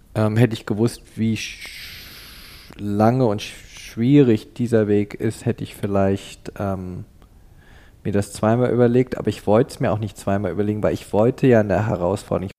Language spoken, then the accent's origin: German; Canada; moved away as an adult; also born or lived in Cologne, Germany; now in Berlin, Germany; in Deutschland in Köln geboren und in Kanada aufgewachsen, ab dem Alter von neun Jahren, habe also meine formativen Jahre in, in Kanada verbracht